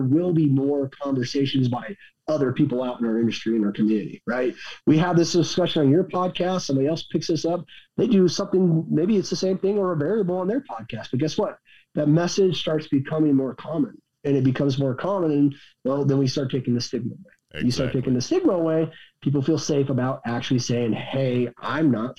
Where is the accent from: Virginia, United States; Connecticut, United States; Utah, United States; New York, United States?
Utah, United States; Salt Lake City; I'm from Salt Lake City, Utah